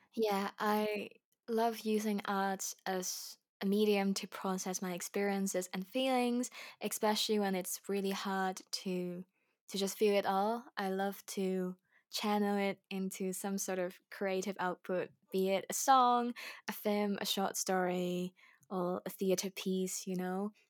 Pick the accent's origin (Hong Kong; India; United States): Hong Kong; moved away as an adult; now in United Kingdom; I grew up in Hong Kong as, um, ethnic majoritized group